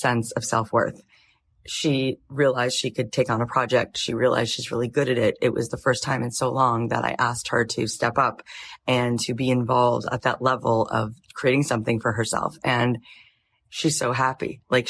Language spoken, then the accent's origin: English; Florida, United States; moved away as an adult; also born or lived in Jerusalem, Israel / Tallahassee, Florida; now in Los Angeles, United States; I grew up in Florida till I was 20